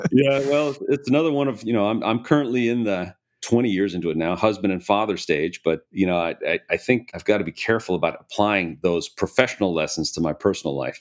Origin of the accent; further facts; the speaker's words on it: Hinsdale, Illinois, United States; I was born and raised in Chicago, in the Chicago area. Grew up in a town called Hinsdale